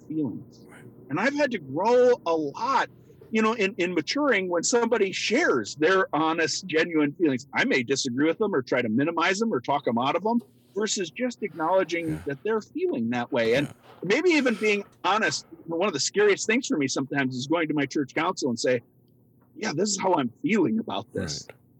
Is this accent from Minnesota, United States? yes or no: yes; Minnesota, United States; growing up in Minnesota